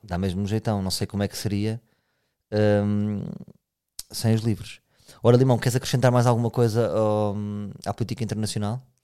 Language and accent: Portuguese; Portugal; somos mesmo portugueses